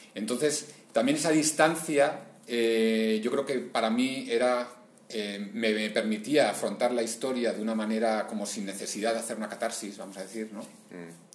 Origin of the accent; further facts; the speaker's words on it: Bilbao, Basque Country, Spain; yo soy de Bilbao y en Bilbao y en mi entorno, o sea, el cómic era como algo que no existía más que para leer